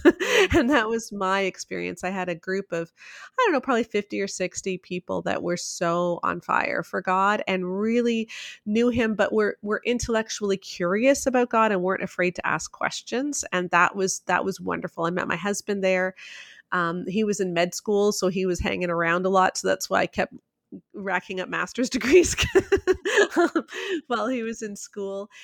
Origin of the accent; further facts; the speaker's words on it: Toronto, Ontario, Canada; I grew up in Toronto, so largest city in Canada, I lived downtown for a lot of it, so big city girl.